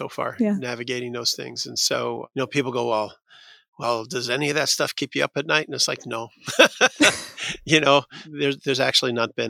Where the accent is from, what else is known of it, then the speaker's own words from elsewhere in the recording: United States; moved away as an adult; now in Vatican City; generation immigrant, Irish immigrant. And so the Catholic faith has been a big part of my life. And obviously my home country, the United States